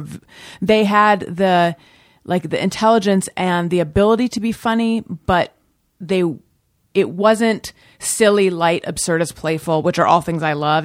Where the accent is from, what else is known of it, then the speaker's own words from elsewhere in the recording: Orange County, California, United States; moved away as an adult; also born or lived in Oakland, California / New York; I was born in Oakland. I grew up in Orange County